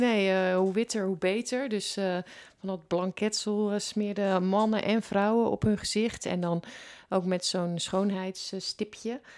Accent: Netherlands; ons land

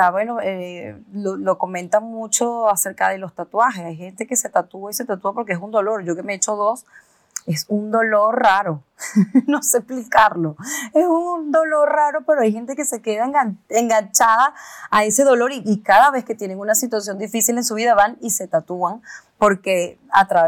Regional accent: Venezuela; moved away; como venirte de un país a otro, en mi caso que yo vine de Venezuela

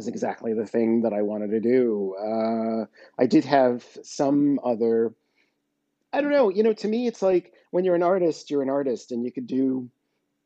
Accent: New York City, New York, United States; I come from New York

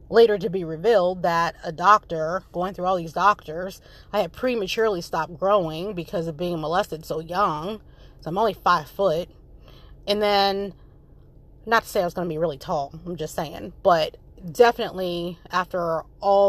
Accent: Frederick, Maryland, United States; also born or lived in Seoul, South Korea / North Carolina; I grew up in Frederick, Maryland.

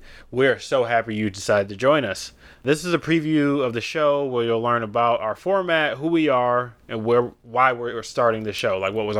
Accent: Detroit, Michigan, United States; I'm still from Detroit.

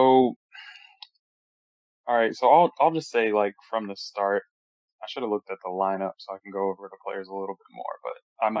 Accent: Texas, United States; born there; now in Florida, United States; I was born in Texas, so I might have an accent. I don't really have no accent at all, actually. I don't know what kind of accent I have. I moved to Florida in '95

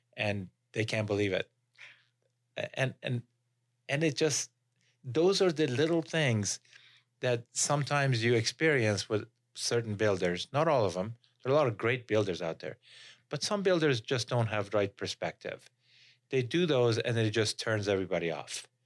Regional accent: Iran; moved away as an adult; now in Utah, United States; I came from Iran.

